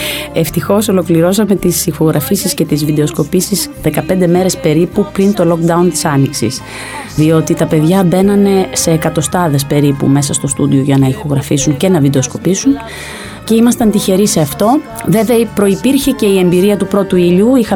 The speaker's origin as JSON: {"language": "Greek", "town": "Thessaloniki", "region": "Central Macedonia", "country": "Greece", "lives_now": "Athens, Greece", "said": "μετακομίζουμε στη Θεσσαλονίκη, γιατί είμαι από τη Θεσσαλονίκη. Και εκεί ε, περνάω στο τμήμα εμπορία και διαφήμιση."}